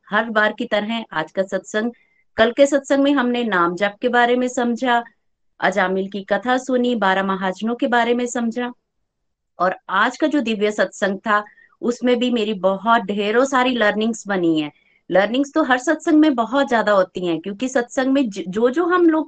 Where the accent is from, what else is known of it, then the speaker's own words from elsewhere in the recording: Chamba, Himachal Pradesh, India; चंबा से हूँ